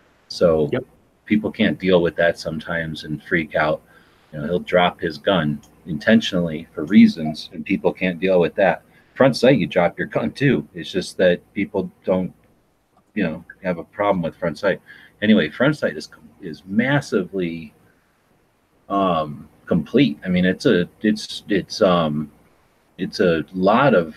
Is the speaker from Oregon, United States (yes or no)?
no; Tucson, Arizona, United States; we're from Tucson